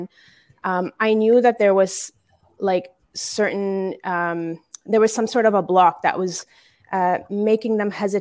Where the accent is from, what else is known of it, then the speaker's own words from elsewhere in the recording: Canada; growing up here in Canada